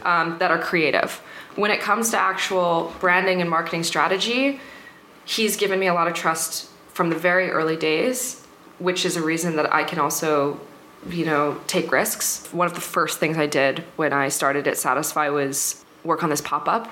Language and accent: English; New York, New Jersey, United States; moved away as an adult; also born or lived in London, United Kingdom; now in France; I'm actually from London originally, and then I grew up in the states in uh, New Jersey, New York.